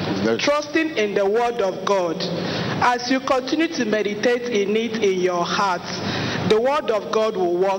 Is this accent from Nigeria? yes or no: yes; Aba, Abia, Nigeria; I'm from Aba.